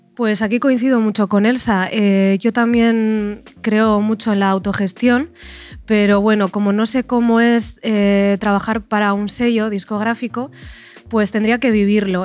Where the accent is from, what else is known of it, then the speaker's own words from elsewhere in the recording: Bilbao, Basque Country, Spain; soy de Bilbao